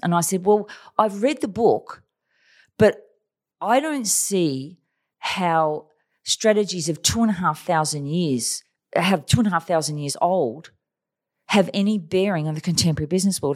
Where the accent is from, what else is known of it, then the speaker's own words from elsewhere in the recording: Australia; also born or lived in Taiwan / China; We're Australian.